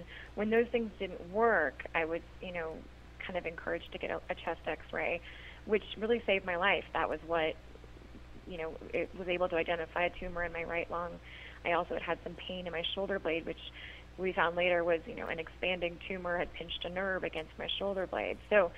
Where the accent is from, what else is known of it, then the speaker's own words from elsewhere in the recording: Idaho, United States; I grew up in Idaho, and it's a beautiful state, but it also has extremely high levels of radon